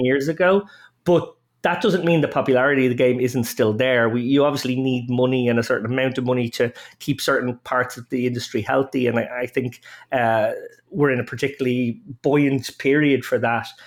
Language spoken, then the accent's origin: English; Dublin, Leinster, Ireland; I'm an Irishman, uh, born and reared in Dublin.